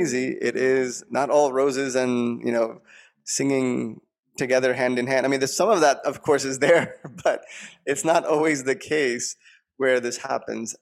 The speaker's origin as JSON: {"language": "English", "area": "Long Island", "region": "New York", "country": "United States", "tie": "born or raised there", "said": "I grew up in New York, Long Island"}